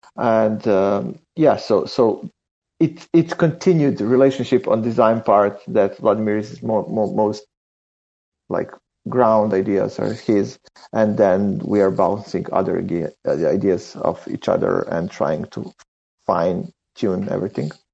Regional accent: Serbia; We are from Serbia

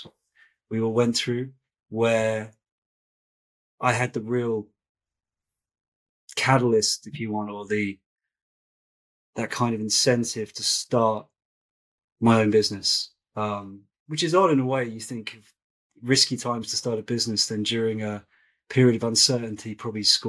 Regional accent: Brighton, South East England, United Kingdom; I grew up in a place called Brighton

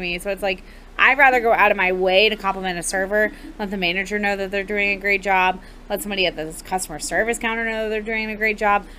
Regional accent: Atlanta, Georgia, United States; now in Jacksonville, United States; I'm from Atlanta

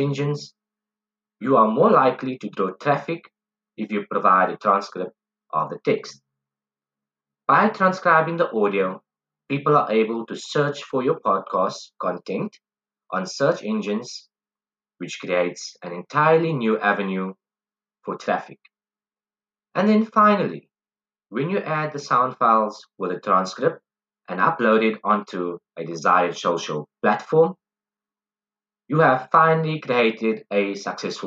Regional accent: Cape Town, Western Cape, South Africa; I am from Mitchells Plain in Cape Town

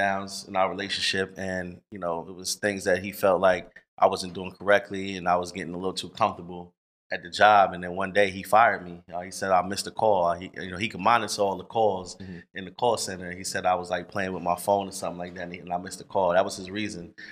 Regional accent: New York, United States; now in Atlanta, United States; I'm from New York

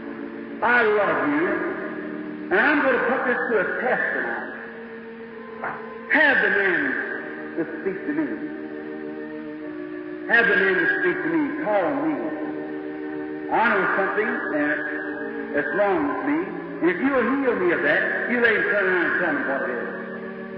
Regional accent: United States; I was born in the States

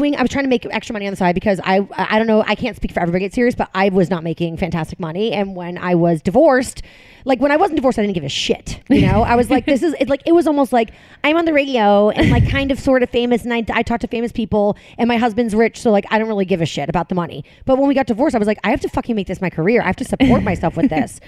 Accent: outside of Boston, Massachusetts, United States; moved away as an adult; also born or lived in Manhattan, New York; now in New Jersey, United States; I grew up in Massachusetts

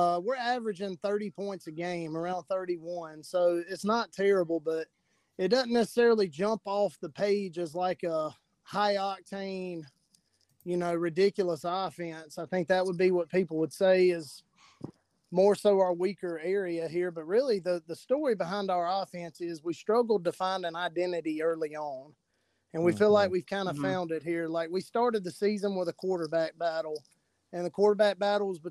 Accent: Laurel, Mississippi, United States; I grew up in Laurel, about 45 minutes from Southern Miss

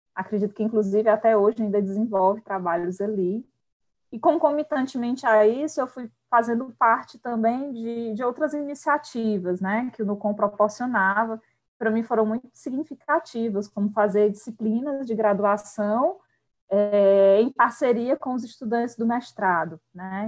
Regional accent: Quixadá, Ceará, Brazil; eu sou do sertão central, né? Sou de Quixadá

